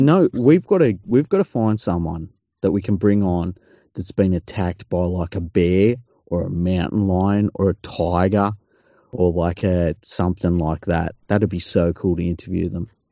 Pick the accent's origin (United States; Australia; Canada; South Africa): Australia; I love being Australian.